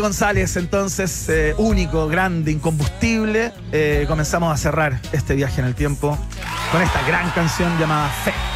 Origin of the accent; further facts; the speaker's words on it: Chile; somos chilenos